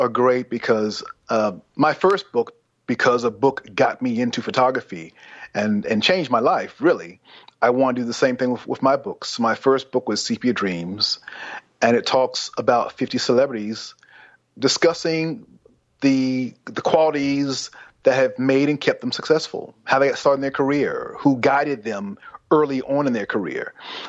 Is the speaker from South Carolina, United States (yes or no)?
yes; South Carolina, United States; also born or lived in New York City; Well, I was born in New York City, and my parents moved to South Carolina when I was 7, 8. So between that time, it was South Carolina and New York.